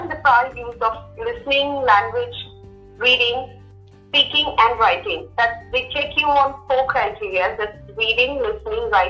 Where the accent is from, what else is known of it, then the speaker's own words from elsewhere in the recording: Mumbai, Maharashtra, India; moved away as an adult; also born or lived in Punjab; now in Goa, India; because I am from Mumbai and I had good communication skills